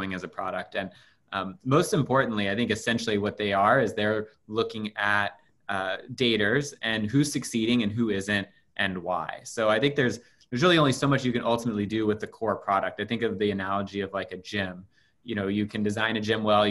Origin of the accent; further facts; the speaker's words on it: Louisville, Kentucky, United States; I grew up in Louisville, Kentucky